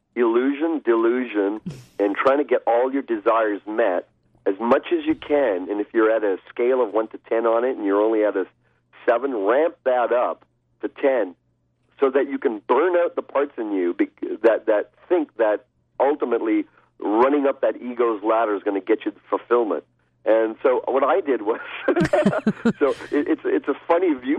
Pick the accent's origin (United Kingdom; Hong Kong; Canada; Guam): Canada; I'm of Indian descent, raised in Canada, mm-hmm. hence I don't have an Indian accent